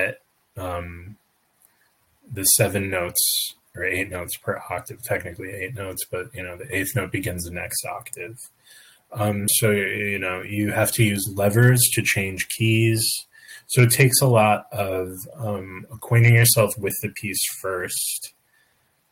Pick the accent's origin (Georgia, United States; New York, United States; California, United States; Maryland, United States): New York, United States; moved away as an adult; also born or lived in Oregon; I grew up in New York, but I spent a couple of, not even 2 years in Oregon